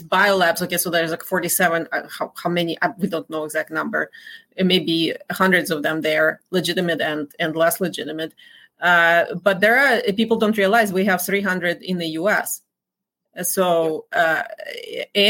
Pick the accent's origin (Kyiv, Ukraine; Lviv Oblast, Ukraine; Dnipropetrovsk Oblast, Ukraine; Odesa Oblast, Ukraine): Dnipropetrovsk Oblast, Ukraine; Dnipro; moved away as an adult; Kolomoisky is actually from my hometown